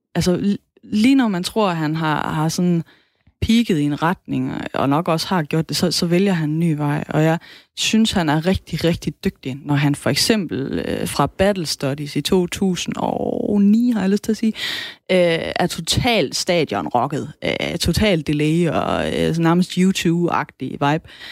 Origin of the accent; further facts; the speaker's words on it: Southern Jutland, Southern Denmark, Denmark; accent: Sønderjysk (South Jutlandic); first language South Jutlandic; Sønderjysk er mit modersmål